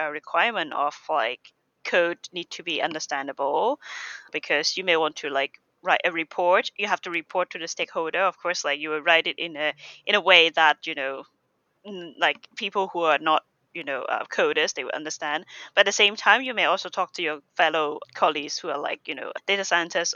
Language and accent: English; Hong Kong; moved away as an adult; now in United Kingdom; I'm from Hong Kong